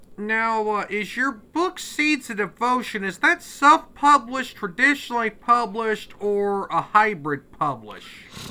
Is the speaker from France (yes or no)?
no; Westville, Illinois, United States; I'm from, uh, Westville, Illinois, which is, uh, near the Illinois Indiana border